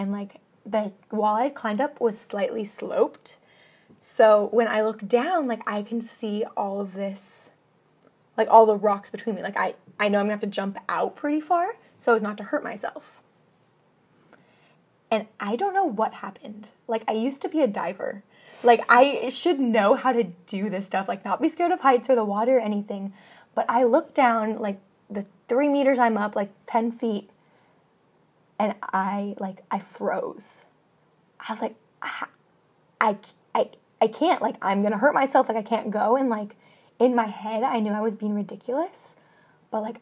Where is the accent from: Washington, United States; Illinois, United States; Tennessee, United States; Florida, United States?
Washington, United States; I am from the mountains, I'm from Washington State